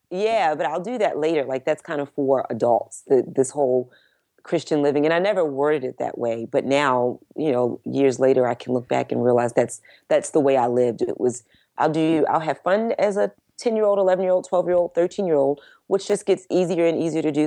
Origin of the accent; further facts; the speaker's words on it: Baltimore, Maryland, United States; now in Dallas, United States; I grew up in Baltimore